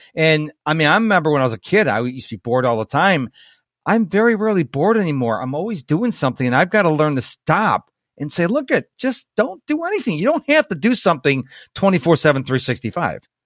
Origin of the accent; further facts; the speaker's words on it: Rochester, New York, United States; now in Houston, United States; I'm in Houston and uh, I grew up in Rochester, New York